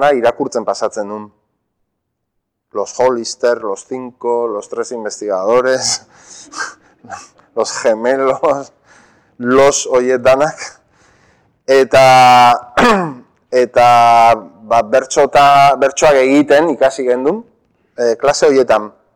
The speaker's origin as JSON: {"language": "Basque", "town": "Zumarraga", "region": "Basque Country", "country": "Spain", "tie": "born or raised there", "first_language": "Spanish", "second_language": "Basque", "said": "ikastolan ere gazteleraz egiten genuen, ze urretxu eta sumarragan ba, emigrazio handia egon"}